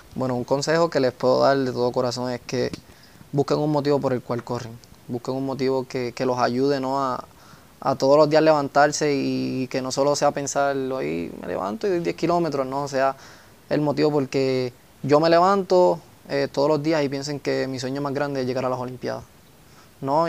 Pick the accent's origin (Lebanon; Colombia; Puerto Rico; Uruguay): Puerto Rico; Coamo; tanto a mi pueblo, a mis auspiciadores y a mi isla